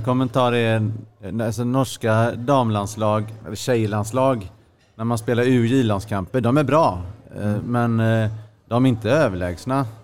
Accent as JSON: {"language": "Swedish", "country": "Sweden", "said": "som svensk"}